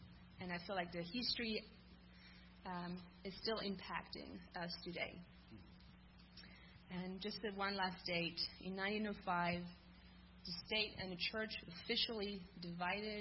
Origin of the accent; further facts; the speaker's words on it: France; I grew up in France, and I grew up in a school system in France